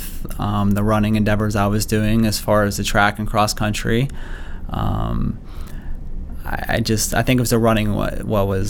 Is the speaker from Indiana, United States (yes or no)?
no; Beaver Falls, Pennsylvania, United States; I am from Beaver Falls, Pennsylvania, so a little bit, I guess, west of here. I grew up there, graduated from Beaver Falls High School.